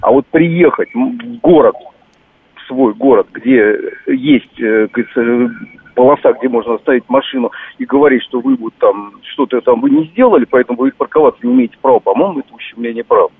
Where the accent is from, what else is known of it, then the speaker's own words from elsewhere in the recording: Moscow, Russia; я москвич